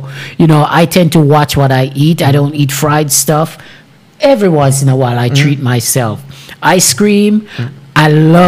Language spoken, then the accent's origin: English; Jamaica; I'm Jamaican